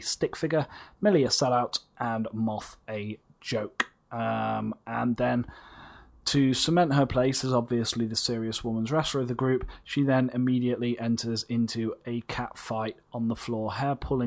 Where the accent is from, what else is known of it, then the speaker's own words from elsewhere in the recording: England, United Kingdom; as English people